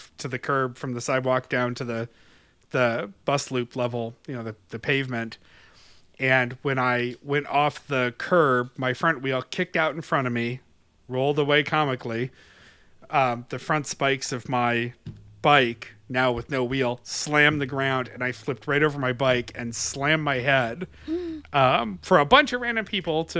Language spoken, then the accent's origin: English; Webster, New York, United States; born or raised there